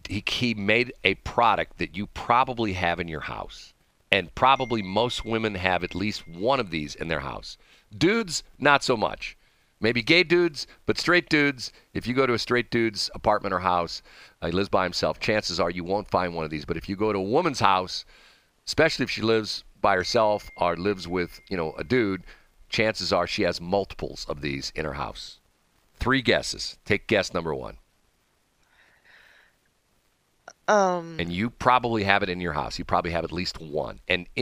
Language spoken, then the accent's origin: English; Peculiar, Missouri, United States; I'm from Peculiar, Missouri.